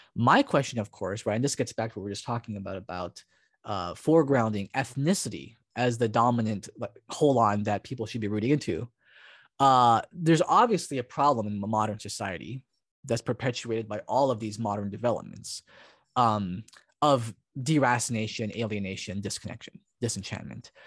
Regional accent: Hawaii, United States; also born or lived in Oregon; now in Portland, United States; Japanese, uh, uh, person from Hawaii

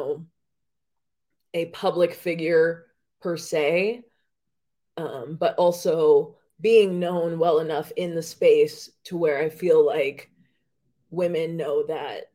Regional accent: Las Vegas, Nevada, United States; I was born and raised in Las Vegas

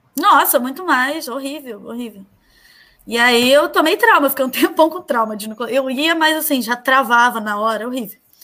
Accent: Nova Iguaçu, Rio de Janeiro, Brazil; eu nasci em Nova Iguaçu

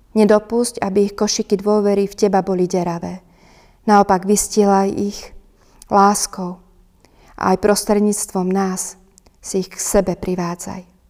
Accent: Turiec, Žilina Region, Slovakia; u nás v Turcii

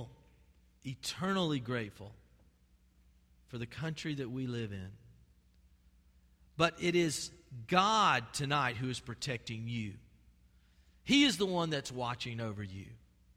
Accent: Albany, United States; I grew up in First Baptist Albany

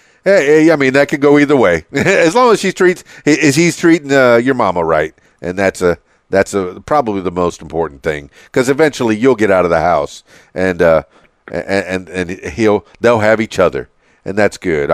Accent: Miami, Florida, United States; now in Conway, United States; And yes, I said that with a southern drawl, even though I'm from Miami, and I transplanted to Conway, Arkansas.

